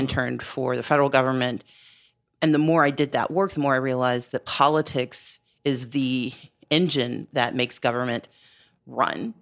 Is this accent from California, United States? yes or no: no; Southern Mississippi, United States; now in Georgia, United States; I grew up in Southern Mississippi